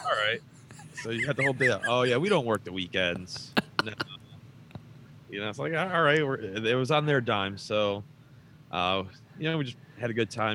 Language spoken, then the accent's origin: English; Detroit, Michigan, United States; moved away as an adult; also born or lived in Alaska; I grew up in Detroit, Michigan